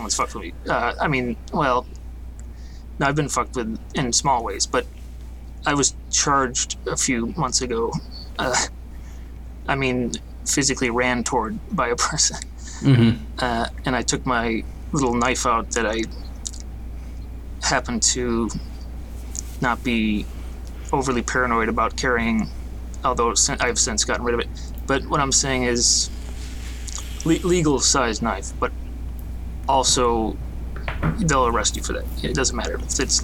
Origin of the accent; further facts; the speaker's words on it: Detroit, Michigan, United States; Detroit, inside the city by 7 Mile. Gratiot area.